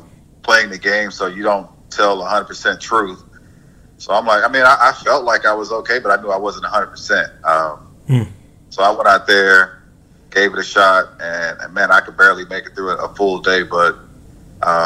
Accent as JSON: {"language": "English", "town": "Texarkana", "region": "Arkansas", "country": "United States", "tie": "born or raised there", "also_born_or_lived": "Mississippi / Midwest", "moved": "as an adult", "lives_now": "Dallas, United States", "said": "Mississippi is where I was born, and I grew up in Texarkana, Arkansas"}